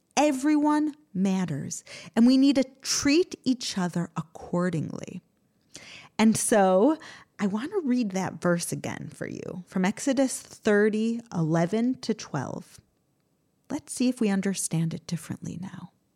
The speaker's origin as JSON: {"language": "English", "country": "United States", "tie": "born or raised there", "moved": "yes", "lives_now": "Israel", "said": "I grew up in America"}